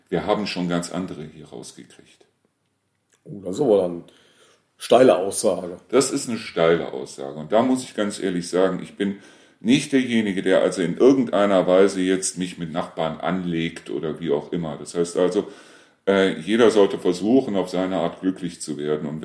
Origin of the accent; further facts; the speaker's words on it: Reuschenberg, North Rhine-Westphalia, Germany; Ich war zwar aus Reuschenberg, aber sie kannten mich trotzdem nicht.